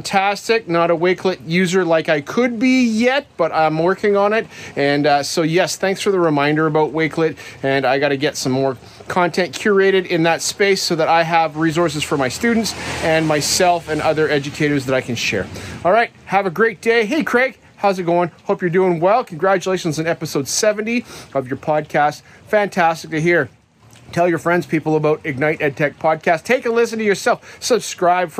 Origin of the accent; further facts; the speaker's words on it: Canada; I'm a Canadian kid, grew up here